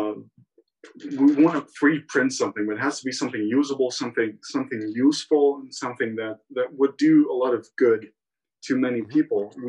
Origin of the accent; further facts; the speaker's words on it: Rhodes, South Aegean, Greece; also born or lived in Crete; I live full time in Greece, and I grew up in Rhodes, where I'm at right now.